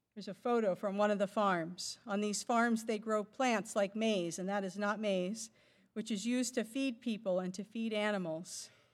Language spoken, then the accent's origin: English; Boston, Massachusetts, United States; moved away; I'm from the Boston area, for instance, My family still lives there